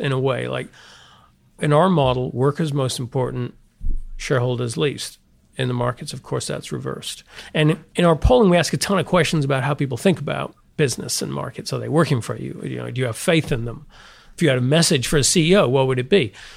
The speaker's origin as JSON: {"language": "English", "region": "the north of England", "country": "United Kingdom", "tie": "born or raised there", "also_born_or_lived": "St Andrews, Scotland / Montreal, Canada / London, England", "moved": "as an adult", "said": "I grew up in England, the north of England, went to Saint Andrews in Scotland"}